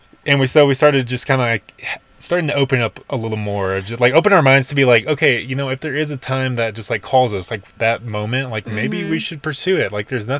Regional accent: Nashville, Tennessee, United States; moved away as an adult; now in Colorado, United States; we were born and raised in Nashville, and that's where all of our roots were, but we, like, consciously chose to move out to Colorado.

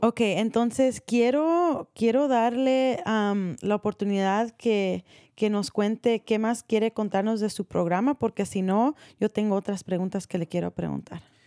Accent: Marin County, California, United States; nacida aquí

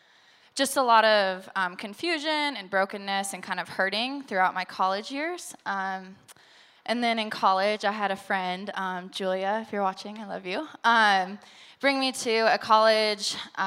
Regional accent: Denver, Colorado, United States; also born or lived in Oklahoma; I grew up here in Denver, Colorado. I grew up in a Christian home.

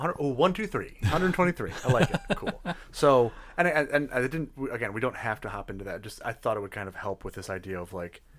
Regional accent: Detroit, Michigan, United States; People already give me a look when I say I'm from Detroit.

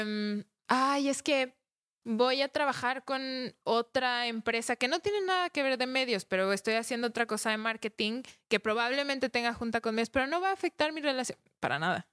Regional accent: Mexico; nosotros mismos como mexicanos

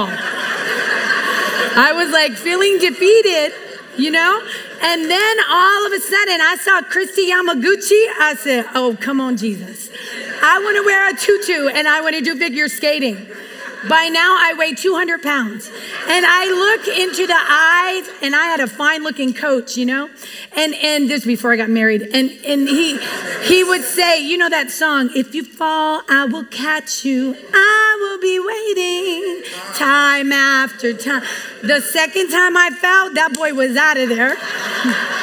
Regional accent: United States; also born or lived in Puerto Rico; growing up here, you know, in America, you know, we came from Puerto Rico and my mom was from Mexico

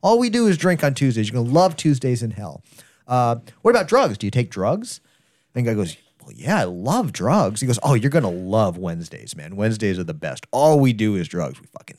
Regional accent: Wichita, Kansas, United States; I'm perfect for this place because I'm from Wichita.

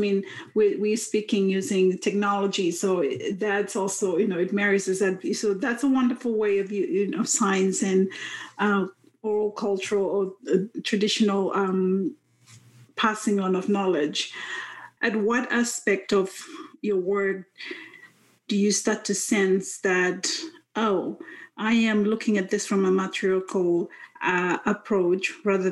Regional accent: Vanuatu; I'm from Vanuatu

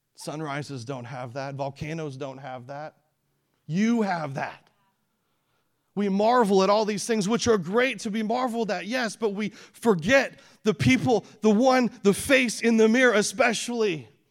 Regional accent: Canada; now in Peoria, United States; I was born in Canada. I live in Peoria now. That's my hometown.

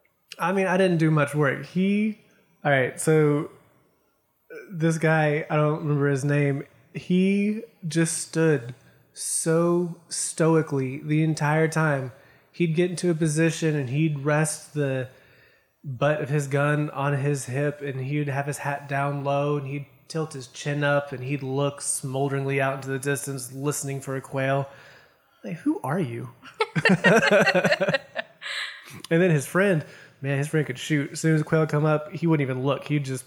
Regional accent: the South, United States; People don't believe that I'm from the South because I mean, if anyone listens to this that is from the North or not the South, I have an accent, but it's not much. And some people don't believe me when I say that I was born and raised here.

